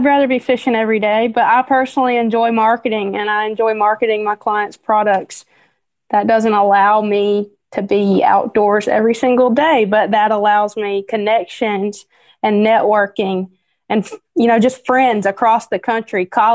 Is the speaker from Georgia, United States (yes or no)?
yes; Georgia, United States; I'm from Georgia